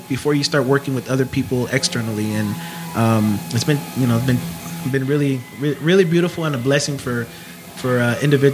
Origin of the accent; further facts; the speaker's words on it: Castroville, California, United States; also born or lived in Salinas, California; I was born here in Salinas, and then my mom got a job in Castroville working at the artichoke canneries. So we ended up moving to Castroville